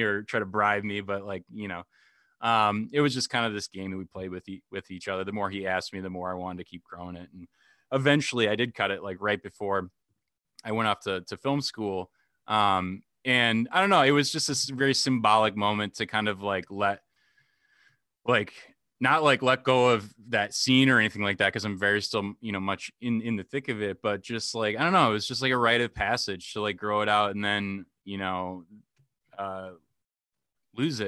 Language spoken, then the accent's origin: English; Dubuque, Iowa, United States; here in my hometown, Dubuque, Iowa, like, every Sunday throughout, throughout high school